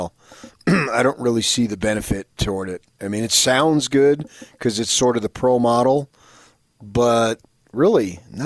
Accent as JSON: {"language": "English", "area": "the Valley", "region": "Arizona", "country": "United States", "tie": "born or raised there", "said": "In the valley of my hometown."}